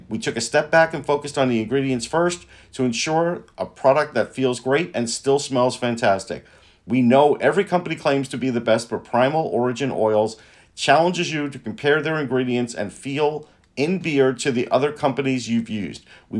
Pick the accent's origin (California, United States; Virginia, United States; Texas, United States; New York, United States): New York, United States; North Massapequa; He's from my hometown of North Massapequa, Long Island, in New York.